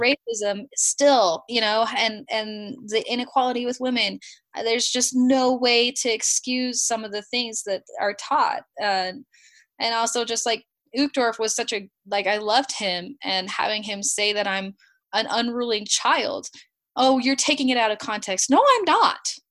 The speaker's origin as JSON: {"language": "English", "region": "California", "country": "United States", "moved": "yes", "lives_now": "Rexburg, United States", "said": "I'm from California, so the winters are really hard"}